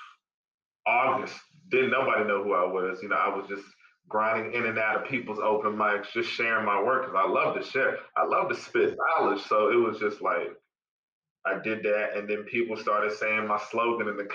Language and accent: English; Charlotte, North Carolina, United States; also born or lived in Los Angeles, California; Raised in Charlotte, North Carolina